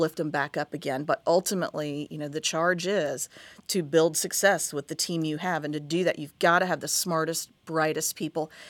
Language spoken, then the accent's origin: English; Huntington, West Virginia, United States; moved away as an adult; also born or lived in Kentucky / Hampton Roads, Virginia; now in Tampa, United States; I grew up in Huntington, West Virginia